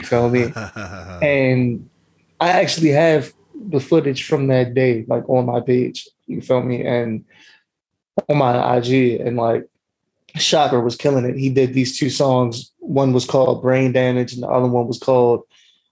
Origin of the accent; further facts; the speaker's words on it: Baltimore, Maryland, United States; I'm from West Baltimore.